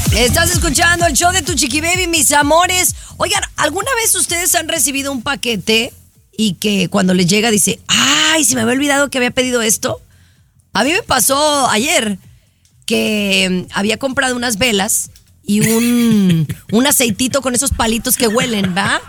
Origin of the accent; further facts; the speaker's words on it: Mexico; para todos los que somos mexicanos en específico